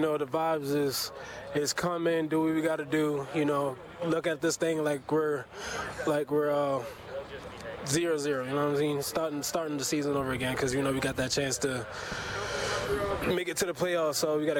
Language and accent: English; South Carolina, United States; Mom plays in South Carolina.